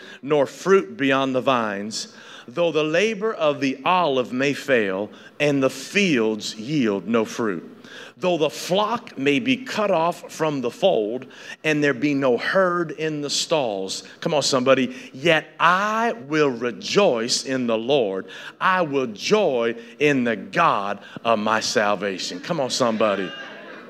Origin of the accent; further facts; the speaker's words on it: Northeast Tennessee, United States; I grew up in Northeast Tennessee